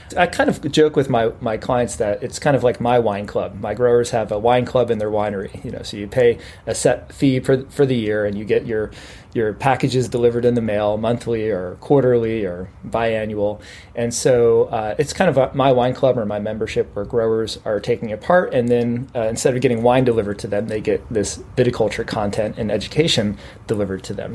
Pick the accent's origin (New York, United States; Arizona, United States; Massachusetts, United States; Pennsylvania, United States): Pennsylvania, United States; moved away as an adult; also born or lived in Virginia / Texas / California; I'm actually originally from Pennsylvania